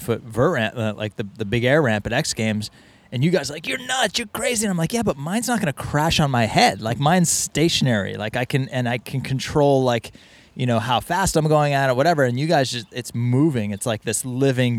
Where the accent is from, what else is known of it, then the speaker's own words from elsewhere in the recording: New England, United States; also born or lived in Boston, Massachusetts; now in Encinitas, United States; I grew up in New England.